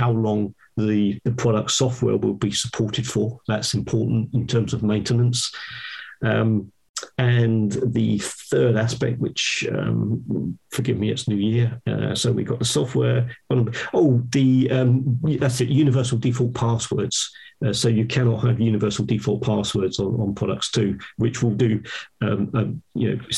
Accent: United Kingdom; I'm British

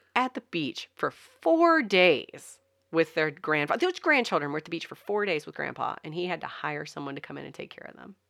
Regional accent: the South, Southern United States, United States; accent: Southern; you can't understand my Southern accent.

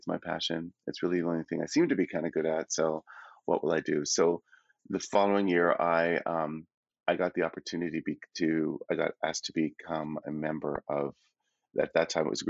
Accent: Toronto, Ontario, Canada; born there; because I have family in Toronto, I was born in Toronto

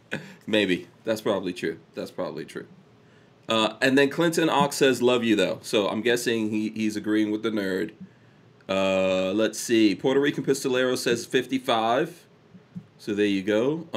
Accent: India; I'm pretty sure I was excluded from that because I'm, you know, I'm Indian.

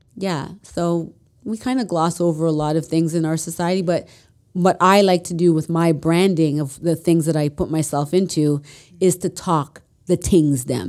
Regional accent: Mississauga, Ontario, Canada; also born or lived in Etobicoke, Toronto; I grew up in Mississauga

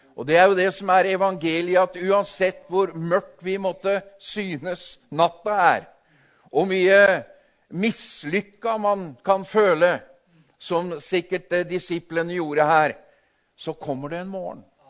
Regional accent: Tinnelva, Vestfold og Telemark, Norway; Jeg vokste opp ved Tinnelva

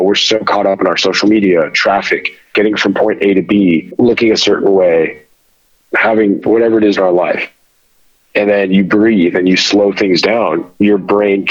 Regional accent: United States; growing up in America as a first generation child of Middle Eastern immigrants

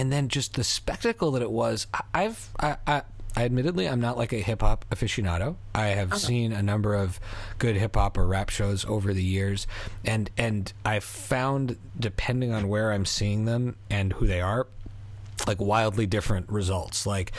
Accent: Philadelphia, Pennsylvania, United States; born there; I was an American, or I am an American, but I was born in Philly

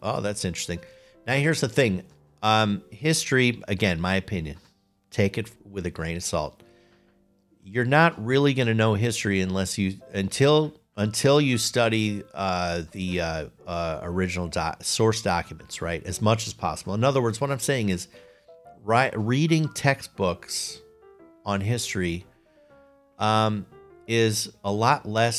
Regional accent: Chicago, Illinois, United States; accent: Chicago; now in Cincinnati, United States; I'm told that I have lost my Chicago accent. I'm here in the Cincinnati area, and my friends tell me, you don't sound like you're from Chicago.

